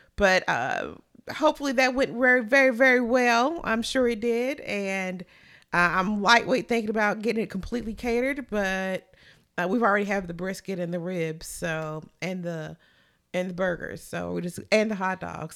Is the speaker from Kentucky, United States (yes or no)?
yes; Kentucky, United States; I'm from Kentucky